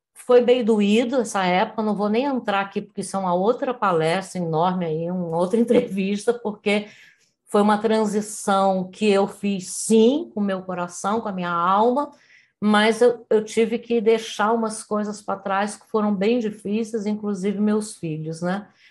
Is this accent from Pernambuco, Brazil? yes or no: no; Rio de Janeiro, Brazil; moved away as an adult; nasci no Rio de Janeiro, cidade maravilhosa na época em que eu nasci